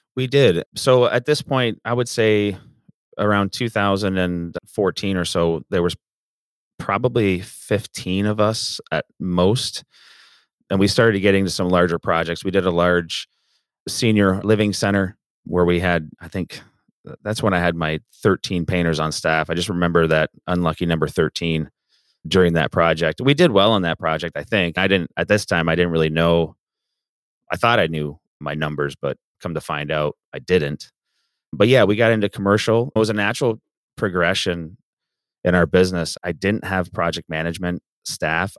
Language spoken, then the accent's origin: English; Southern Ontario, Canada; moved away as an adult; also born or lived in Grand Rapids, Michigan; now in Kalamazoo, United States; I am from Canada, born and raised in Southern Ontario